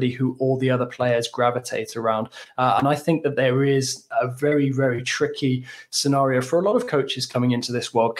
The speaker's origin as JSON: {"language": "English", "region": "England", "country": "United Kingdom", "said": "as an Englishman"}